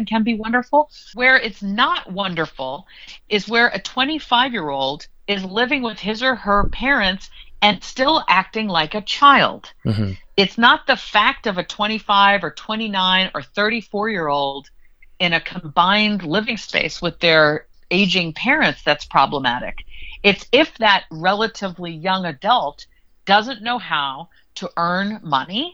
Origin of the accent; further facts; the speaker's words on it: United States; I am an American.